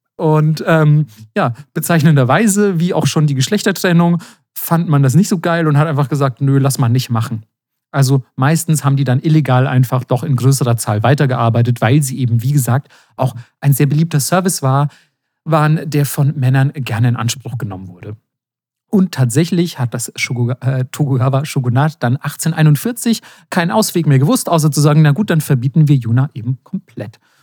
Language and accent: German; Germany; als Deutscher